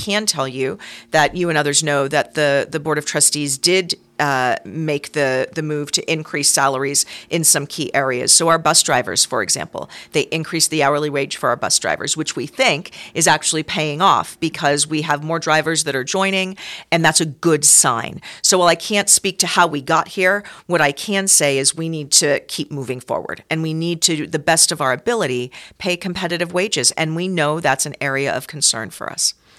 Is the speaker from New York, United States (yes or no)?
no; San Francisco Bay Area, California, United States; born or raised there; moved away as an adult; also born or lived in Seattle, Washington; now in Reno, United States